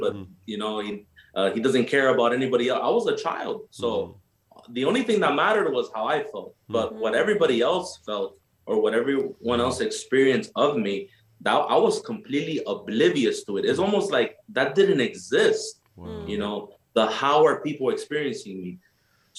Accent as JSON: {"language": "English", "country": "Nicaragua", "moved": "yes", "said": "I'm from Nicaragua. You know, I'm from Central America"}